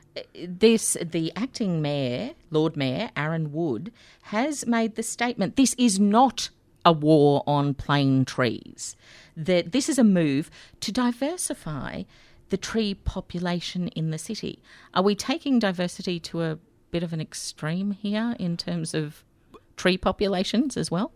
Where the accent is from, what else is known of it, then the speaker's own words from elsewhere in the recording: Brisbane, Queensland, Australia; I grew up, born and bred in Brisbane